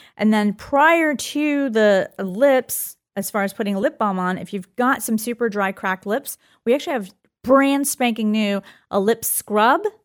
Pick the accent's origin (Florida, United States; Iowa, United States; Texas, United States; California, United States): Florida, United States; I was born in Florida